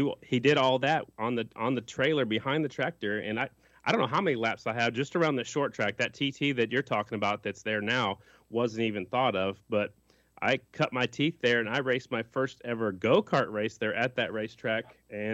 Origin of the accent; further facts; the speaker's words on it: Sioux Falls, South Dakota, United States; I was born in Sioux Falls, South Dakota, and I basically cut my teeth out there at that racetrack